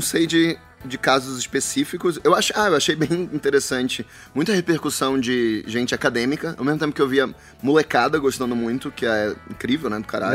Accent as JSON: {"language": "Portuguese", "town": "Belém", "region": "Pará", "country": "Brazil", "moved": "yes", "lives_now": "São Paulo, Brazil", "said": "eu sou de Belém do Pará"}